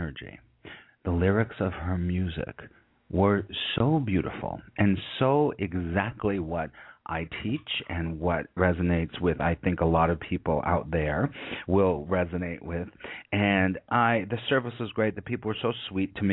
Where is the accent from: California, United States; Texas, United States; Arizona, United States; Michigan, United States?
California, United States; moved away; also born or lived in New York City; I'm originally from California